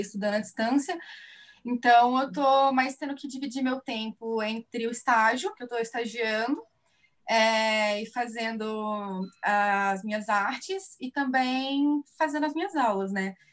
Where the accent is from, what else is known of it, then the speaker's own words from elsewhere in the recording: Divinópolis, Minas Gerais, Brazil; now in Curitiba, Brazil; eu sou mineira, eu sou de Divinópolis, Minas Gerais, mas eu já moro aqui em Curitiba já tem um tempo.